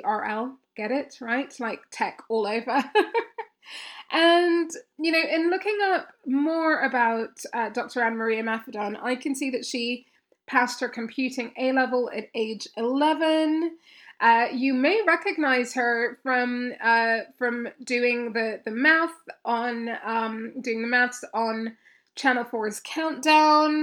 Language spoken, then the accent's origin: English; Kenya; I grew up in Kenya